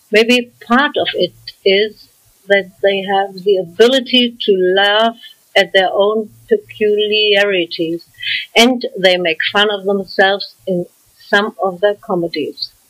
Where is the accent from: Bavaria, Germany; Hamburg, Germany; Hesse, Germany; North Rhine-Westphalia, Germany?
Hesse, Germany; Frankfurt; accent: German; English is a second language; I'm German, and I think I can't deny it because of my German accent. I was born and grew up in Frankfurt